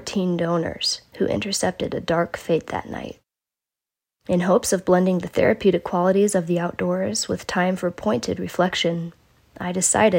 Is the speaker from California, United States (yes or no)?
yes; California, United States; also born or lived in Redding, California; as a Californian